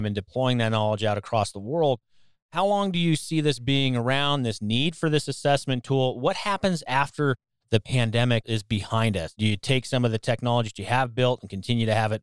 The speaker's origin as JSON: {"language": "English", "town": "Denver", "region": "Colorado", "country": "United States", "tie": "born or raised there", "said": "based right here in my hometown in Denver, Colorado"}